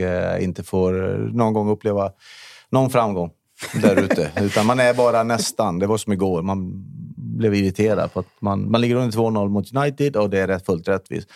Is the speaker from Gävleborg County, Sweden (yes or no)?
no; Borås, Västra Götaland, Sweden; moved away as an adult; now in Täby, Sweden; jag var uppväxt i Norrby